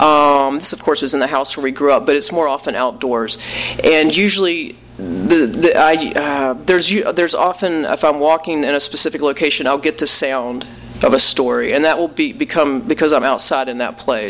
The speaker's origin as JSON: {"language": "English", "region": "West Virginia", "country": "United States", "tie": "born or raised there", "moved": "yes", "said": "we grew up middle class in West Virginia, so we come from a more privileged position, and we grew up in the poorest state in the country"}